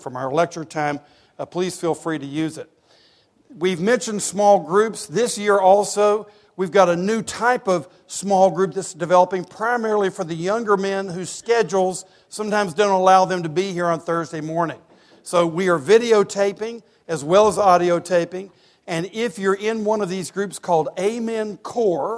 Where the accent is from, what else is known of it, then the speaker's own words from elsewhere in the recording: East Tennessee, United States; I grew up in East Tennessee going to UT games